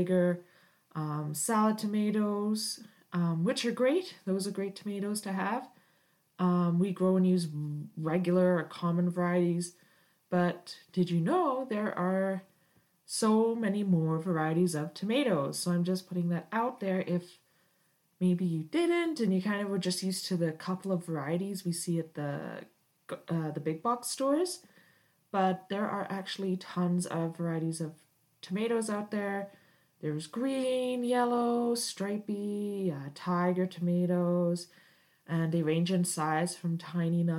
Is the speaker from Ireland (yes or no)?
no; United Kingdom; moved away as an adult; now in Canada; I was raised in Britain and moved to Canada several years ago